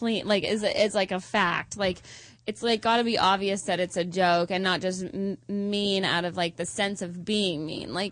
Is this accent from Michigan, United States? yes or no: no; Georgia, United States; moved away; I grew up in the South